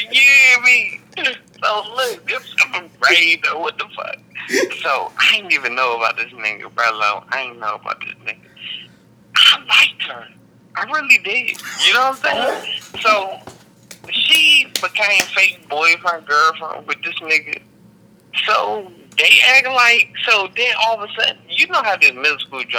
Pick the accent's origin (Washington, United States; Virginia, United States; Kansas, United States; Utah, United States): Kansas, United States; Wichita; born there; like I was born in Wichita and don't know nobody in Wichita.